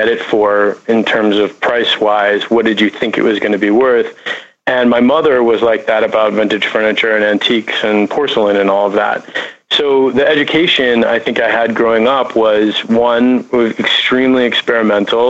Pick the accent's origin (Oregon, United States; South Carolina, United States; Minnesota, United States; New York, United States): Minnesota, United States; Minnetonka; also born or lived in Chicago, Illinois; now in Los Angeles, United States; I grew up in suburban Minnesota, Minneapolis, in a town called Minnetonka, the son of an interior designer